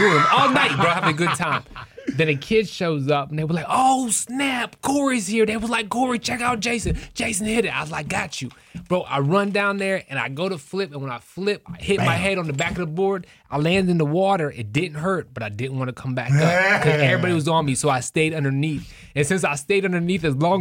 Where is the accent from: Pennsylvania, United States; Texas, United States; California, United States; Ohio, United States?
Ohio, United States; Cadiz; now in Canton, United States; I'm from Caddis, Ohio